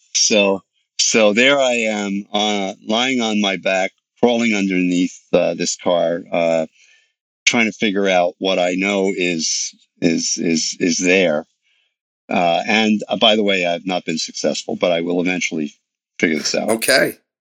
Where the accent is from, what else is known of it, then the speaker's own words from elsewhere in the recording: New York City, New York, United States; I grew up in New York City.